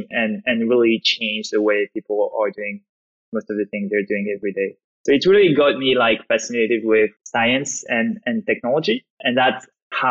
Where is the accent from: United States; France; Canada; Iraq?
France; accent: French; English is a second language; as you can probably hear from my accent, I'm French. I grew up in France, went to study in France